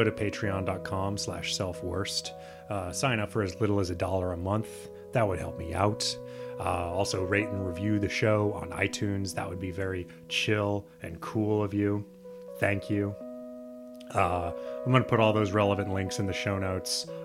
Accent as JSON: {"language": "English", "region": "Nebraska", "country": "United States", "said": "I'm from Nebraska"}